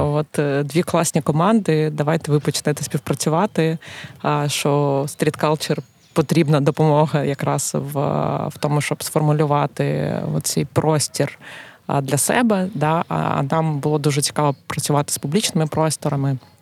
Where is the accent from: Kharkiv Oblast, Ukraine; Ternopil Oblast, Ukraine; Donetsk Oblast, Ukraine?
Kharkiv Oblast, Ukraine; Kharkiv; moved away as an adult; now in Lviv, Ukraine; Я з Харкова, як і ти.